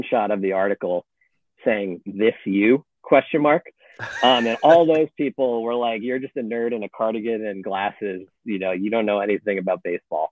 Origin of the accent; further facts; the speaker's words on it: United States; being American